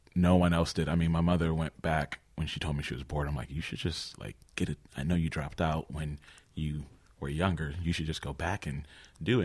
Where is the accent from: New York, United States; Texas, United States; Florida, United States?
New York, United States; Rochester; moved away as an adult; also born or lived in Albany, New York / Plattsburgh, New York / United Arab Emirates; I was born and raised in good old Rochester, New York